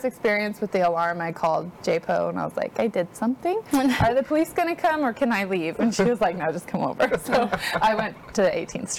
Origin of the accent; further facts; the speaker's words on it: Washington, United States; moved away as an adult; now in Texas, United States; I grew up in Washington State.